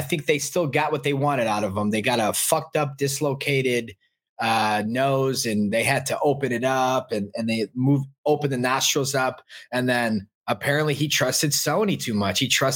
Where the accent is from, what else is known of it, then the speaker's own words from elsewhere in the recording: Chicago, Illinois, United States; I'm from Chicago